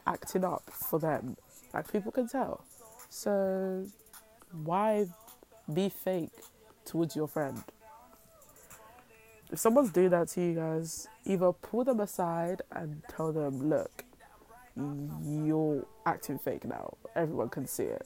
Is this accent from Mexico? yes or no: no; United Kingdom; I'm British